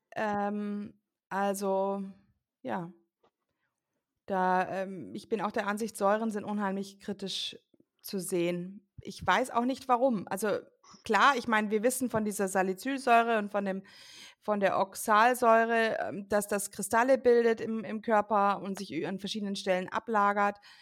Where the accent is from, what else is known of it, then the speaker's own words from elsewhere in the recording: United States; moved away; ich bin ja selbst gebürtige Amerikanerin